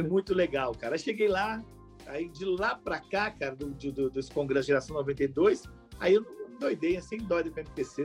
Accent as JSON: {"language": "Portuguese", "town": "Belo Horizonte", "region": "Minas Gerais", "country": "Brazil", "tie": "born or raised there", "said": "nascido e criado em Belo Horizonte, sou de Belo Horizonte, moro em Belo Horizonte"}